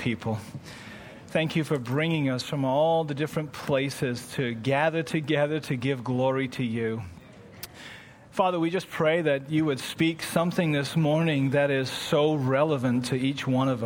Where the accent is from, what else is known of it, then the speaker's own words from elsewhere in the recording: England, United Kingdom; now in Toronto, Canada; I come from England and that's what I grew up with.